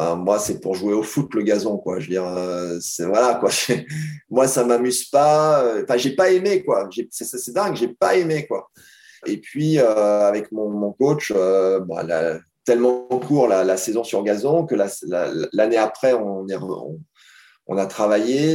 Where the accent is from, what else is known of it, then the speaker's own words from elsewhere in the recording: France; en tant que Français